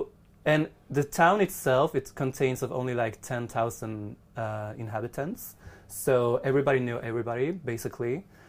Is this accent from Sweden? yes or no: yes; Sweden; moved away as an adult; now in Japan; I was born in Sweden.